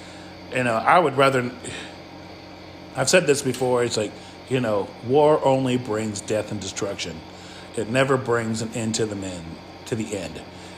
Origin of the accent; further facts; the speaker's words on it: Midwest, United States; also born or lived in the North; now in the South, United States; I live in the South. I grew up in the North. I live in the South.